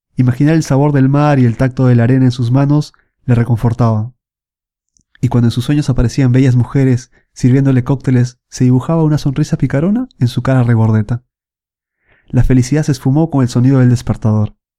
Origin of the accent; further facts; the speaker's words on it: Lima, Peru; moved away as an adult; now in Milan, Italy; Yo soy de Lima, Perú, y bueno, vivo casi cuatro años aquí en Milán, en Italia